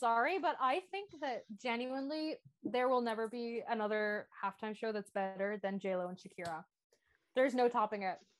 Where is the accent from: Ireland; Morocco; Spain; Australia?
Ireland; I'm Irish